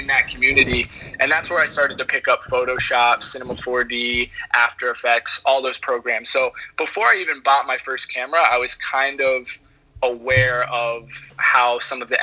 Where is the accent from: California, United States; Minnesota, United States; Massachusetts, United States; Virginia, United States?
Virginia, United States; Charlottesville; moved away as an adult; now in Savannah, United States; Charlottesville, Virginia. I'm born and raised there, so I've been in Virginia pretty much my whole life.